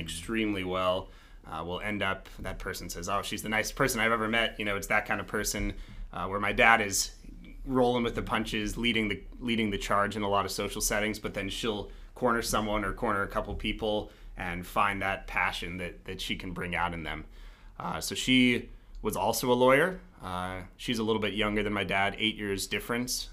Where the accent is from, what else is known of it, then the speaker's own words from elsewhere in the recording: Denver, Colorado, United States; I'm from Colorado originally. Uh, I grew up in Denver, right outside of downtown, uh, so proudly a real Denverite